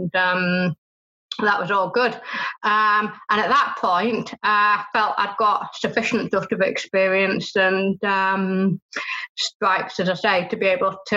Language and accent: English; Beverley, Yorkshire and the Humber, United Kingdom; I guess it all began in East Yorkshire. I was born in Beverley